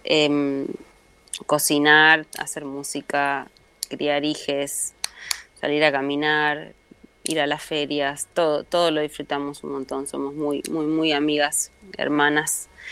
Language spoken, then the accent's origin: Spanish; Buenos Aires, Argentina; en la República Separatista de Barraca, de donde vengo yo